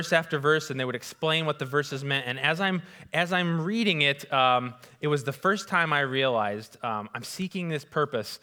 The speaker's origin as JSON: {"language": "English", "town": "West Bend", "region": "Iowa", "country": "United States", "tie": "born or raised there", "said": "I grew up in West Bend, Iowa"}